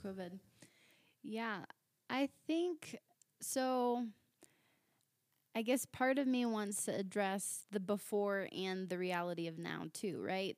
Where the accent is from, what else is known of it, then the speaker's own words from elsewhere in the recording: Virginia Beach, Virginia, United States; moved away as an adult; now in Littleton, United States; I'm originally from Virginia Beach, Virginia.